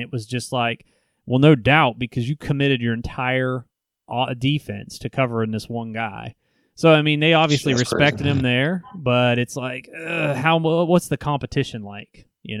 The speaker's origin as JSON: {"language": "English", "region": "Nebraska", "country": "United States", "tie": "born or raised there", "said": "Well, I mean, growing up in Nebraska and hearing all that and knowing the buzz around that program right now, I think it is."}